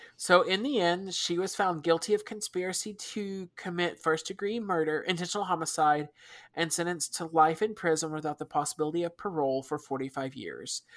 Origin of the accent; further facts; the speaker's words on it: United States; we're American, so we don't use the metric system